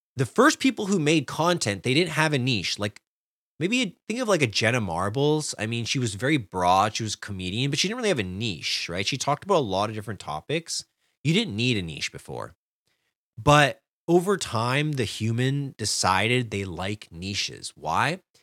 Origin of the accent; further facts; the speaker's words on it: Canada; I'm a Canadian